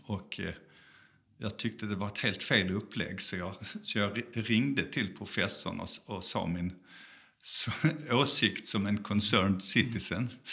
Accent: Malmö, Skåne, Sweden; moved away as an adult; also born or lived in South Africa; now in Gothenburg, Sweden; är född i Malmö

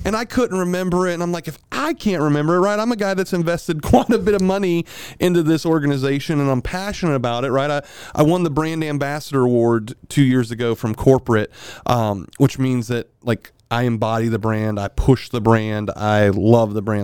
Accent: Milton, Florida, United States; I'm from Milton, Florida. I am a back road hillbilly

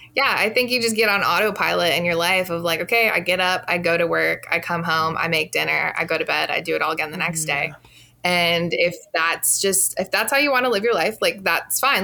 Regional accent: Illinois, United States; now in Milwaukee, United States; I'm originally from Illinois, but currently reside in Milwaukee

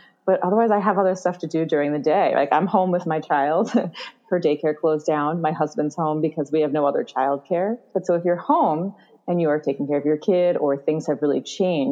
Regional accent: New York City, New York, United States; I'm from New York City

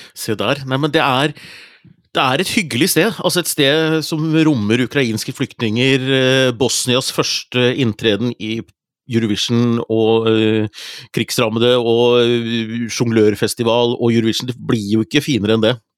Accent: Hunndalen, Innlandet, Norway; moved away; Hunndalen, der jeg er fra. Hadde vært hos foreldrene mine

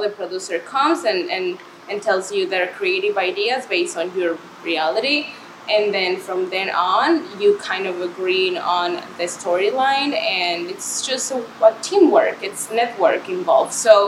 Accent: Mexico; moved away as an adult; also born or lived in Chicago, United States; now in Miami, United States; So I am originally from Mexico. I moved to the United States four years ago

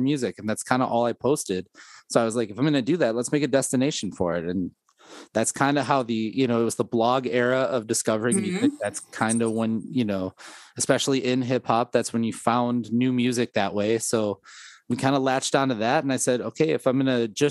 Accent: Milwaukee, Wisconsin, United States; I grew up in Milwaukee

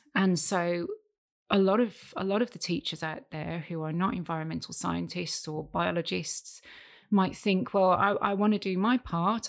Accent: United Kingdom; moved away as an adult; also born or lived in Hong Kong / Saudi Arabia; now in Thailand; I am British

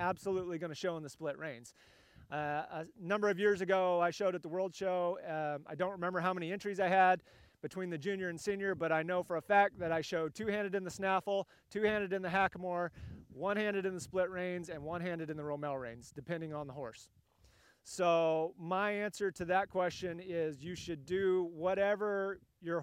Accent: California, United States; moved away; I'm a West Coast guy originally. I grew up in California

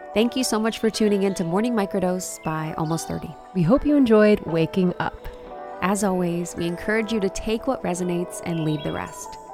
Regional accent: Ohio, United States; I'm from Ohio

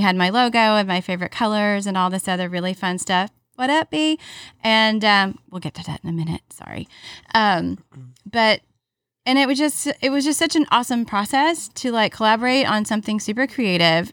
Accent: Alabama, United States; one of my best friends that I grew up with in Alabama

